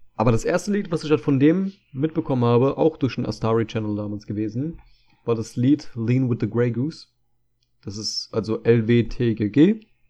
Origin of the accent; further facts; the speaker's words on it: Germany; ich bin zwar hier in Deutschland geboren